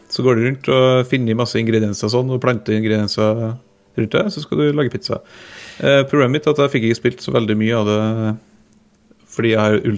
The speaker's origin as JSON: {"language": "Norwegian", "region": "Trøndelag", "country": "Norway", "said": "Ja, ja, altså, jeg er fra Trøndelag"}